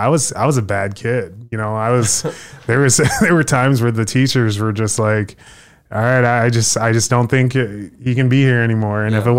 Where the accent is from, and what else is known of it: Sioux Falls, South Dakota, United States; born or raised there